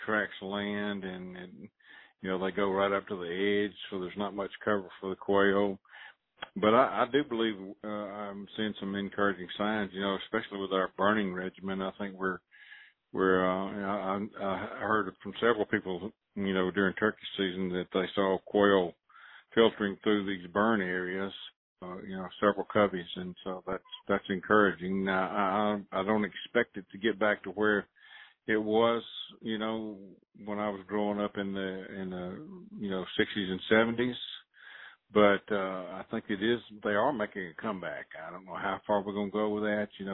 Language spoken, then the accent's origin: English; Mississippi, United States; moved away as an adult; now in Mobile, United States; I grew up in Mississippi